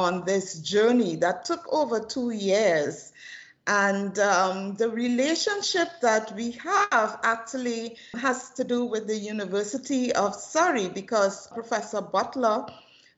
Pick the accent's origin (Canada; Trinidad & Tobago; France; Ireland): Trinidad & Tobago; I am originally from Trinidad and Tobago, the most southern isles of the Caribbean archipelago